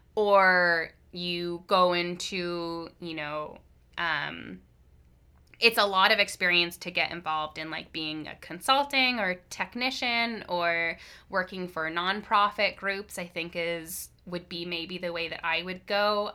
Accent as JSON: {"language": "English", "town": "Hamilton", "region": "Ontario", "country": "Canada", "moved": "as an adult", "lives_now": "Victoria, Canada", "said": "I'm from Hamilton, Ontario originally"}